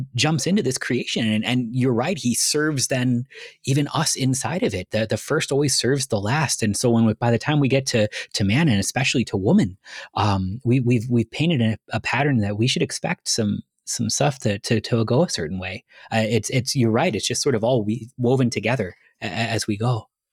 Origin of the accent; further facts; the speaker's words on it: Cleveland, Ohio, United States; moved away; I was born in Cleveland